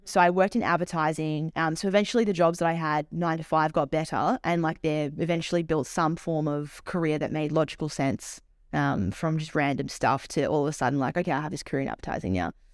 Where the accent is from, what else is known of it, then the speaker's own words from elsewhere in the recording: Melbourne, Victoria, Australia; moved away; I'm originally from Melbourne